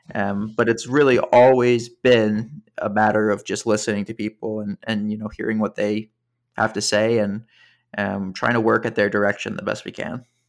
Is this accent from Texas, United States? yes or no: no; just outside Princeton, suburban New Jersey, United States; moved away as an adult; now in New York City, United States; I grew up in suburban New Jersey, just outside Princeton.